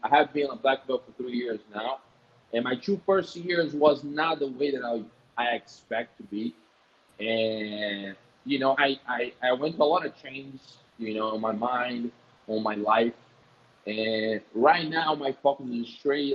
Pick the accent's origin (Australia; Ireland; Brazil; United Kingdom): Brazil; Bahia; English is a second language; now in Rio de Janeiro, Brazil; I'm from Bahia. I, am from Bahia